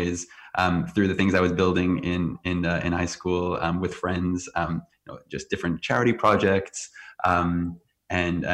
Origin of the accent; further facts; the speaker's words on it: Teaneck, New Jersey, United States; I grew up in Teaneck, New Jersey.